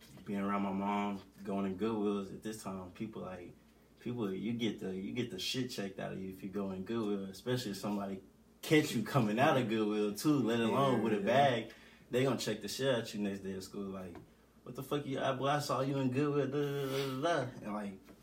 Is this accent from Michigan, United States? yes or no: no; Jonesboro, Arkansas, United States; I'm from Jonesboro, Arkansas